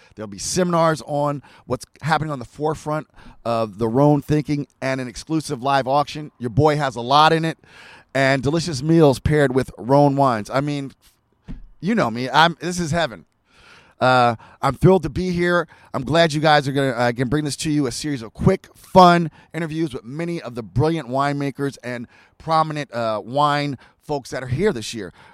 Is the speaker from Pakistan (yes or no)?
no; United States; I'm an American